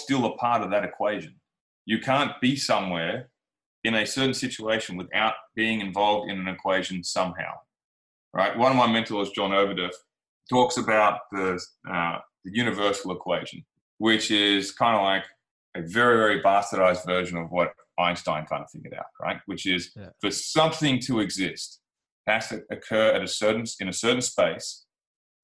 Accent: Australia

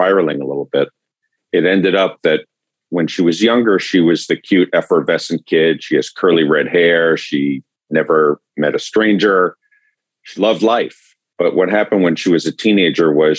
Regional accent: New York area, Southern Connecticut, United States; moved away as an adult; now in Atlanta, United States; I grew up in the New York area in Southern Connecticut

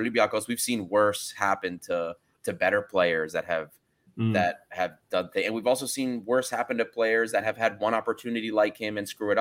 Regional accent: United States; As an American

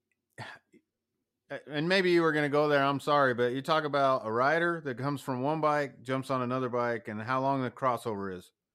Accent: United States; as an American

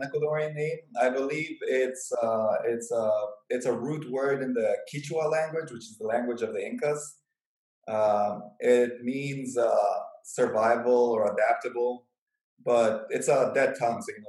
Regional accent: Chicago, Illinois, United States; moved away as an adult; I'm originally from Chicago

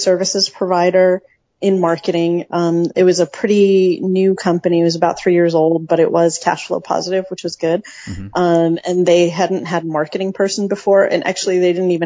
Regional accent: upstate New York, United States; I grew up on the Canadian border in upstate New York on a dairy farm

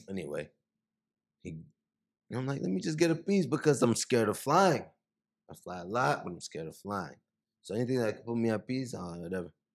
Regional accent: Miami, Florida, United States; moved away as an adult; also born or lived in Haiti / New York; now in Los Angeles, United States; I grew up in Miami, in the Miami area.

